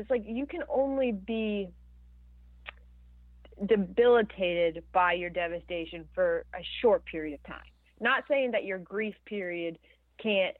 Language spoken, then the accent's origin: English; Orlando, Florida, United States; my hometown in Orlando